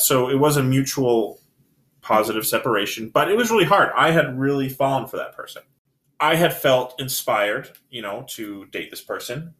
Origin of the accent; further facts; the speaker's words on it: Salt Lake City, Utah, United States; I'm born and raised in Salt Lake